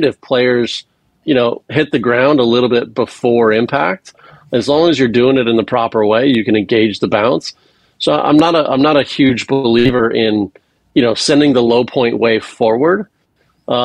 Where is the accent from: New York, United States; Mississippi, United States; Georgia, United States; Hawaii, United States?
Hawaii, United States; moved away; I was born and raised in Hawaii and went to UCLA